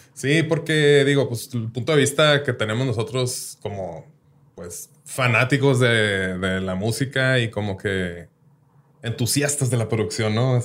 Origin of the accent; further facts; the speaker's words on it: Ciudad Juárez, Chihuahua, Mexico; moved away; also born or lived in Colima, Mexico / Mexico City, Mexico; yo nací en Colima. A los, cuando tenía tres años me vine para acá a Juárez.